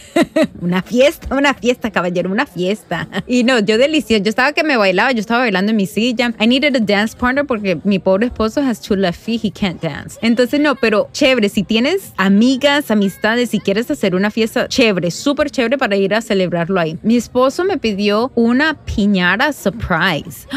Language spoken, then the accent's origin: Spanish; Medellín, Antioquia, Colombia; now in New Jersey, United States; Soy una mamá latina, nacida en Medellín, Colombia, aquí viviendo en Nueva Jersey